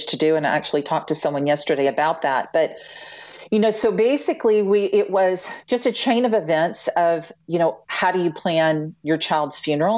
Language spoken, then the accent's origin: English; Louisiana, United States; moved away as an adult; also born or lived in Memphis; I'm originally from Louisiana